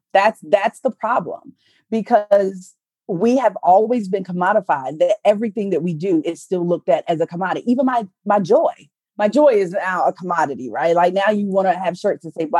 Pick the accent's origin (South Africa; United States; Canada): United States; the South; I'm from the South.